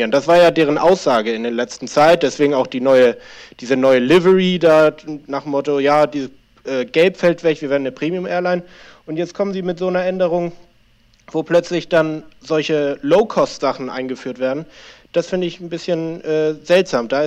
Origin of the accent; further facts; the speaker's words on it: Hamburg, Germany; Ich äh, wohne in Hamburg schon seit etlichen Jahren, bin zwar halb Argentinier, aber hauptsächlich habe ich mein Leben in, in Hamburg verbracht.